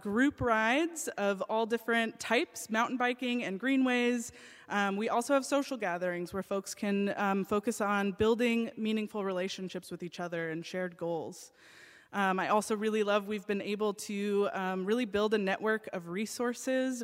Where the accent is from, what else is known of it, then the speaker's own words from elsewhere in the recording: United States; I grew up in the United States